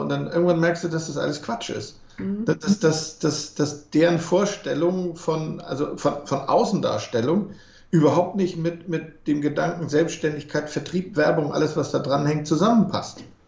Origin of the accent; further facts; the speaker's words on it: Germany; wir als Deutsche